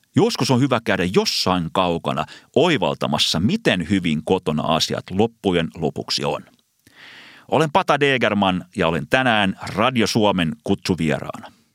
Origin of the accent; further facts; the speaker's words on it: Finland; Vastasin, että Suomesta